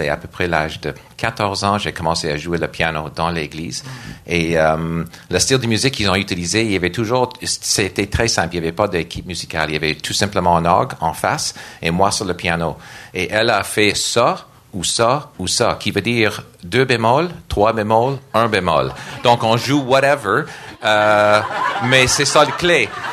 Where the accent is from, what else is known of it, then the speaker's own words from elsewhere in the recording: Nova Scotia, Canada; French is a second language; moved away as an adult; now in Montreal, Canada; je suis d'origine de Nouvelle-Écosse